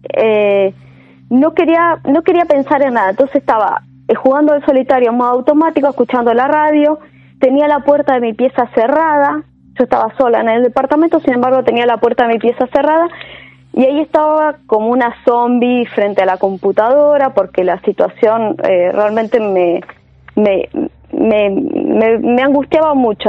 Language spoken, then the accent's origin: Spanish; Chaco, Argentina; moved away as an adult; now in Buenos Aires, Argentina; yo nací en Chaco